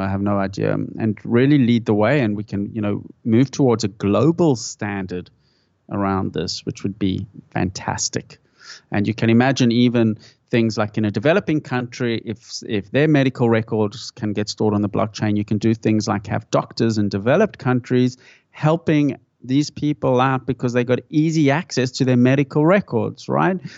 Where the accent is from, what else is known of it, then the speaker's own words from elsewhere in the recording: South Africa; moved away; I grew up in South Africa